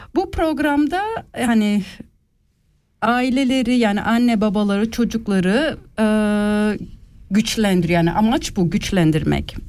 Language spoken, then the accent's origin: Turkish; Switzerland; also born or lived in Ticino, Switzerland; Ben burada doğdum.